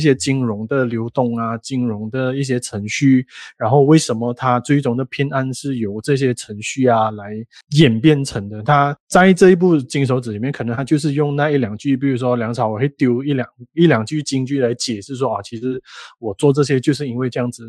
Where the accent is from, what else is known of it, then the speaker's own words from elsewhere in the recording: Malaysia; 因为我们是马来西亚人啊